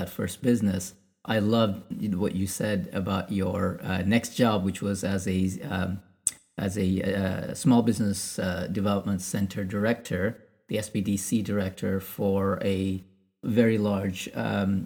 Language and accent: English; India; being Indian